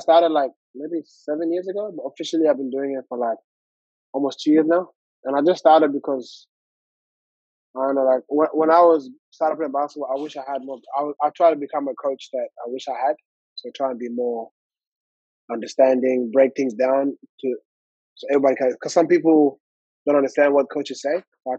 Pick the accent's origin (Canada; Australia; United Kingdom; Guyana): Australia; Armadale, Western Australia; It was like a little community there. It was called Armadale Lions.